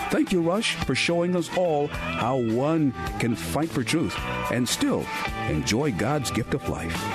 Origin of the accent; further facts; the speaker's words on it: Cleveland, Ohio, United States; as a little boy growing up in Cleveland, the first radio personality to inspire me was the great Paul Harvey.